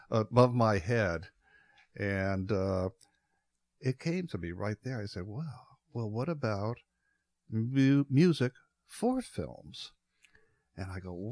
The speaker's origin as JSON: {"language": "English", "region": "Midwest", "country": "United States", "tie": "born or raised there", "said": "I grew up in the Midwest"}